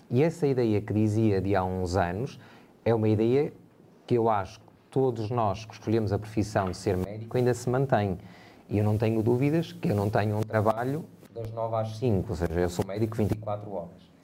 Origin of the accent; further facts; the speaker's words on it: Portugal; Todos nós somos portugueses de pleno direito, todos nós temos deveres, mas também temos uh, direitos, e isso é um direito uh, constitucional.